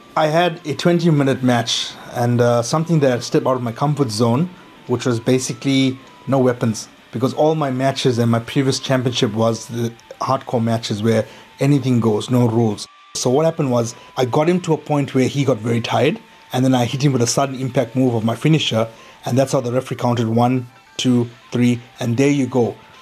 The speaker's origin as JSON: {"language": "English", "town": "Chatsworth", "region": "KwaZulu-Natal", "country": "South Africa", "tie": "born or raised there", "said": "growing up in Chatsworth, okay, we are plagued with so many social ills"}